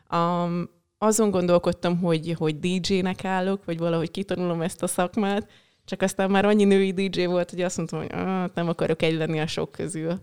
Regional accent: Hungary; én ott nőttem fel.

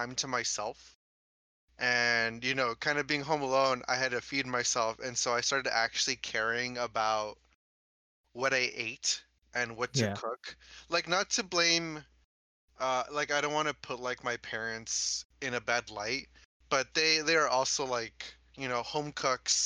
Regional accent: Ventura County, California, United States; also born or lived in Los Angeles County; we grew up in Ventura County.

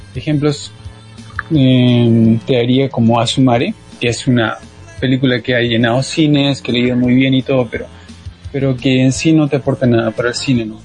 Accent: Peru

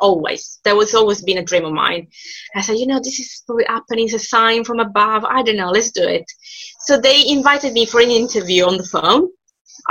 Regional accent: Palermo, Sicily, Italy; English is a second language; moved away as an adult; now in United Kingdom; I graduated from the University of Palermo, which is my hometown.

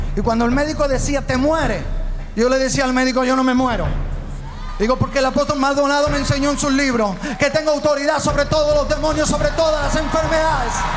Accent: Málaga, Andalusia, Spain; Yo soy de España, eh, soy pastor allí del sur de España, de Málaga.

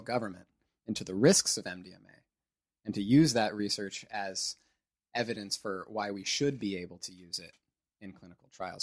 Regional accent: near Santa Cruz, California, United States; in Santa Cruz, close to my hometown

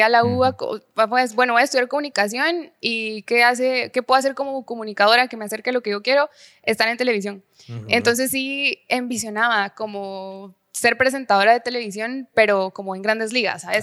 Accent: Guatemala City, Guatemala Department, Guatemala; also born or lived in Jutiapa; nací, crecí en la ciudad, o sea, sí soy capitalina.

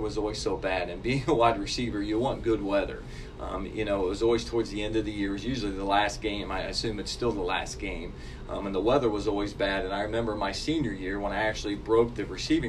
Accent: Sabina, Ohio, United States; moved away as an adult; I grew up in a small town called Sabine, Ohio.

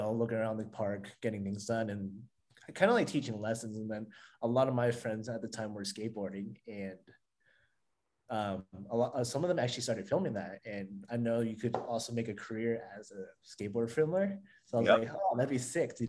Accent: Texas, United States; moved away as an adult; also born or lived in Colorado / Maryland; now in Los Angeles, United States; I was born and raised in Texas

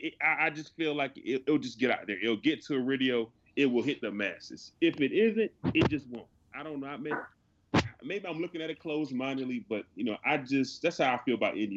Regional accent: South Carolina, United States; For instance, I'm from South Carolina.

